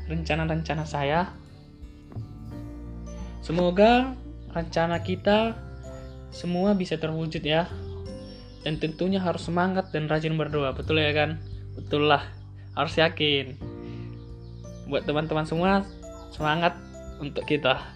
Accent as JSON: {"language": "Indonesian", "town": "Pematang Siantar", "region": "North Sumatra", "country": "Indonesia", "said": "Saya berasal dari Kota Pematang Siantar, Provinsi Sumatera Utara."}